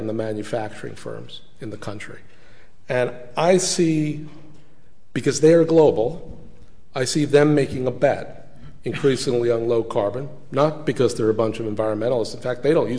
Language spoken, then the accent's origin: English; United States; as an American